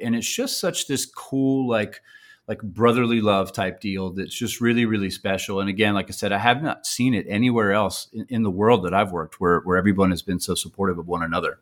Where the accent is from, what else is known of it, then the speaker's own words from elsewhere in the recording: Troy, Alabama, United States; moved away as an adult; also born or lived in New York; this very small local university called Troy University in my hometown